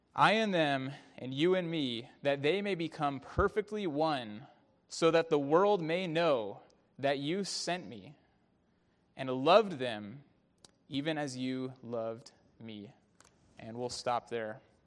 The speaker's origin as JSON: {"language": "English", "area": "Bay Area", "region": "California", "country": "United States", "tie": "born or raised there", "said": "a young kid growing up in the Bay Area"}